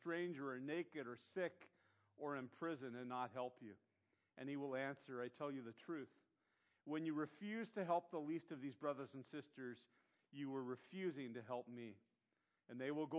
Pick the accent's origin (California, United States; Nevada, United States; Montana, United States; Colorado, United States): California, United States; Santa Barbara; growing up in Santa Barbara